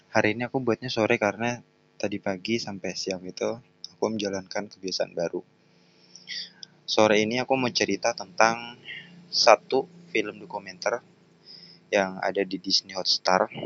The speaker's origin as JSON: {"language": "Indonesian", "country": "Indonesia", "tie": "born there", "said": "aku bersyukur lahir di Indonesia"}